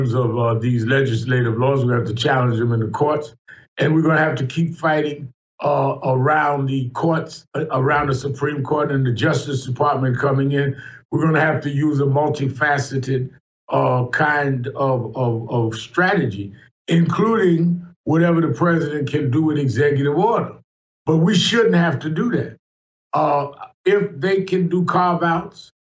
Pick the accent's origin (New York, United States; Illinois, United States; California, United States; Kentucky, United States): New York, United States; New York City; I was born and raised in Brooklyn, New York.